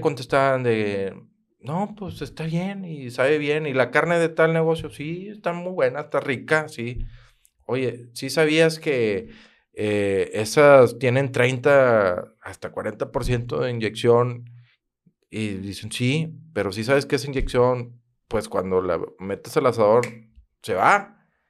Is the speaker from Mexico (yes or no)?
yes; Monterrey, Nuevo León, Mexico; also born or lived in Santiago, Nuevo León / García, Nuevo León; yo soy de Monterrey, mi primer año fui en Santiago